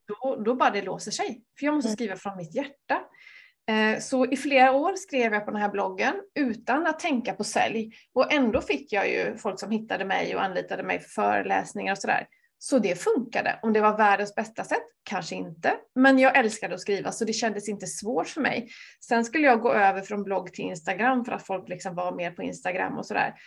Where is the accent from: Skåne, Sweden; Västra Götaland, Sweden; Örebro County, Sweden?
Västra Götaland, Sweden; Vänersborg; min hemstad